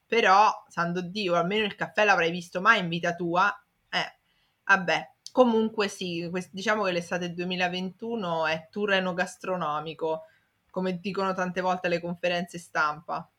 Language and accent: Italian; Italy; so italiano, cioè i piatti li conosco